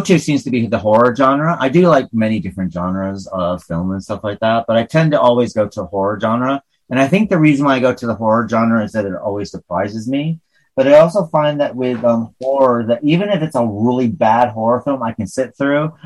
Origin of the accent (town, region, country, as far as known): northern New York, United States; accent: hick; northern New York